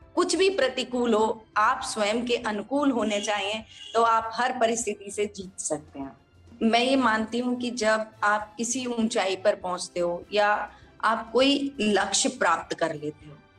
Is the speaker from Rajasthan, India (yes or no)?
yes; Mahwa, Rajasthan, India; moved away as an adult; also born or lived in Bandikui, Rajasthan; now in Jodhpur, India; मैं बेसिकली दौसा जिले से हूँ राजस्थान के जिसका एक छोटा सा गांव है महवा जहाँ मेरा बचपन बीता है